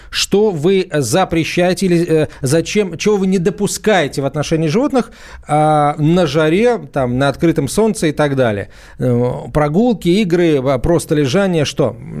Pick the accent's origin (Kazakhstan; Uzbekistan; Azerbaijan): Azerbaijan; moved away; я сам родился в Закавказье, в Азербайджане